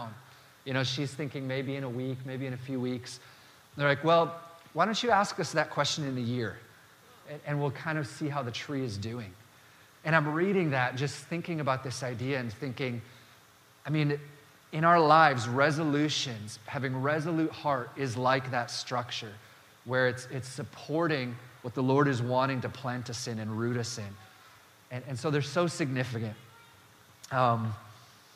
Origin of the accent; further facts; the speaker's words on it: Dakota Territory, the Dakotas, United States; I grew up in the Dakota Territory